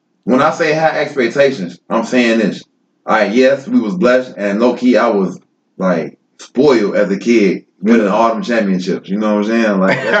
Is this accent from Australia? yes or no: no; Chicago, Illinois, United States; I'm from Chicago.